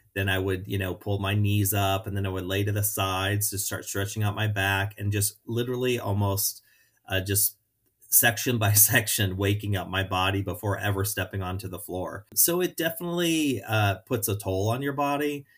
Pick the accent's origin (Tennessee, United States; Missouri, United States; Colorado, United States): Missouri, United States; St. Louis; moved away as an adult; also born or lived in Orlando / Chicago; growing up in Saint Louis